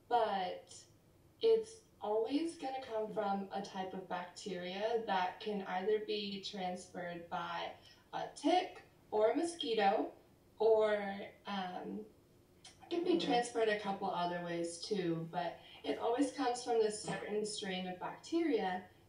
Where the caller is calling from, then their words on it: Davis, California, United States; I'm calling in from Davis, California. This is my dorm room at UC Davis.